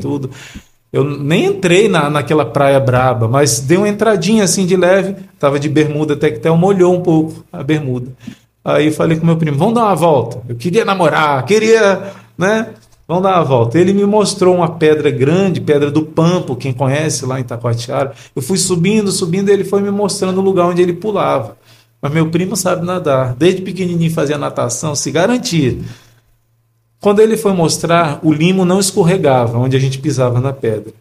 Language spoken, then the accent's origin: Portuguese; Rio de Janeiro, Brazil; moved away; eu sou do Rio de Janeiro.